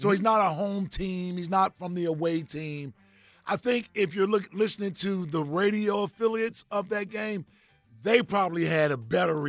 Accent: Ohio, United States; I grew up a Buckeye fan, to be honest with you. Yeah, right, I grew up in Ohio.

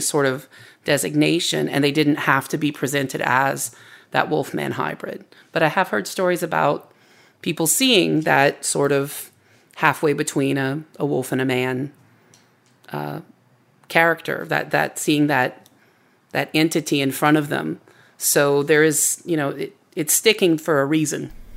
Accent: Cut Off, Louisiana, United States; moved away as an adult; my hometown

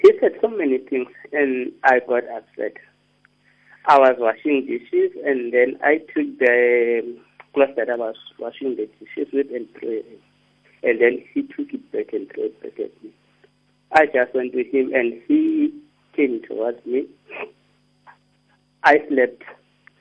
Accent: King William's Town, Eastern Cape, South Africa; moved away; I'm from King Williamstown

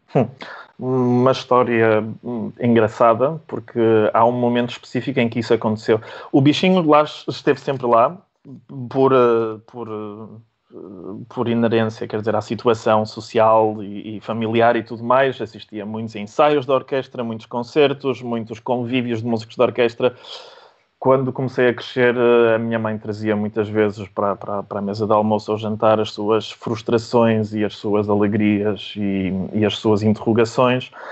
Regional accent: Porto, Norte, Portugal; also born or lived in Łódź, Poland; sou polaco de, de, sangue e nos papéis também, sendo que, como disse, cresci no Porto e, e com algum orgulho digo que sou um polaco tripeiro.

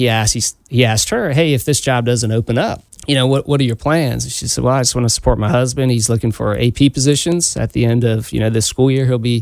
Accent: Delaware, Maryland, Eastern Shore, Delmarva Peninsula, United States; moved away as an adult; also born or lived in Fenwick Island, Delaware; now in Charleston, United States; I grew up in Delaware, Maryland, Eastern Shore

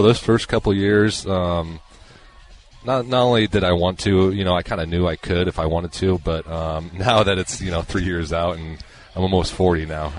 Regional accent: Nebraska, United States; I grew up a Kansas City fan, and, you know, I'd make those drives from Nebraska, you know, pretty much every summer.

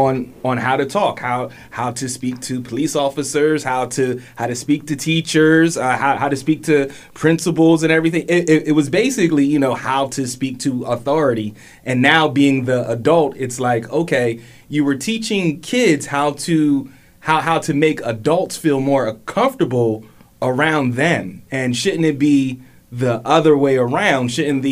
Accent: United States; They were like, no, I'm from Montgomery County

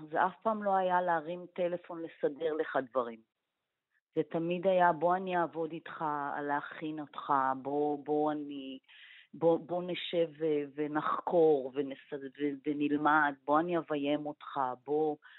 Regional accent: Israel; אנחנו ישראלים

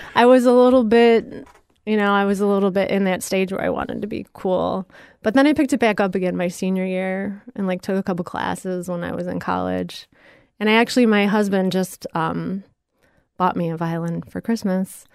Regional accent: Ottawa, Illinois, United States; now in Florida, United States; I grew up in Ottawa, Illinois, which is south of Chicago.

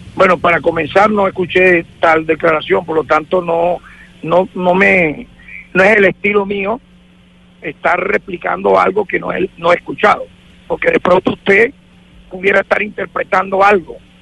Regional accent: Venezuela

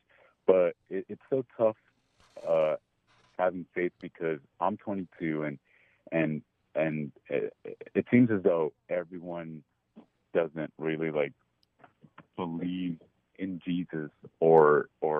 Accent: Los Angeles, California, United States; I'm from Los Angeles, California. And I grew up in the church, evangelical

